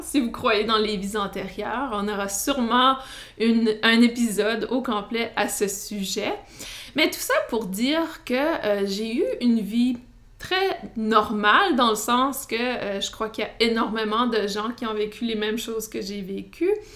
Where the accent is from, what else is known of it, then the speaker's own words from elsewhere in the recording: New Brunswick, Canada; accent: Canadian, Acadian; Vous allez sûrement entendre mon accent canadien. Et non, je ne suis pas du Québec, mais plutôt du Nouveau-Brunswick. Et euh, j'ai grandi euh, dans une communauté francophone